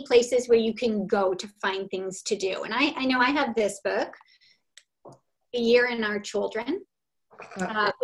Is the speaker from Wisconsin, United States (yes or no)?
yes; Milwaukee, Wisconsin, United States; moved away; I come from Milwaukee, Wisconsin, and we all celebrated St. Nicholas Day